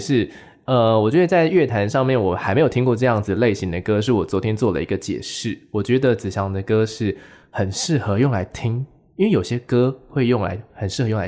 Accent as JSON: {"language": "Chinese", "region": "Taichung", "country": "Taiwan", "said": "台中，那我就是我也是台中人啊，对不对？"}